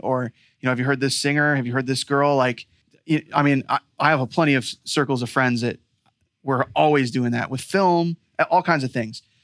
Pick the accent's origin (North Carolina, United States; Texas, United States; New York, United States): New York, United States; Rochester